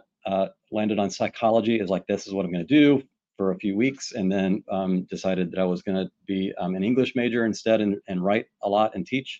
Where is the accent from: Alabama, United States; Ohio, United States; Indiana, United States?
Alabama, United States; Pike Road; born or raised there; now in Houston, United States